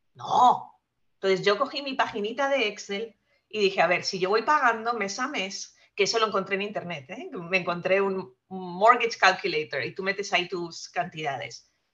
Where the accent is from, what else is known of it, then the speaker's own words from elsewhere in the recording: Spain; accent: Spanish; moved away as an adult; also born or lived in France; now in United States; yo soy nacida en España, que se nota por mi acento enseguida, y eh, estudié allá y me vine para Estados Unidos pasados ya mis 30